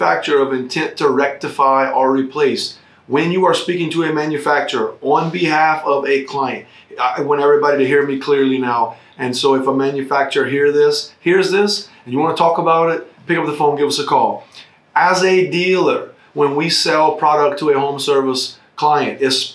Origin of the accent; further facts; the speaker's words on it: United States; as American citizens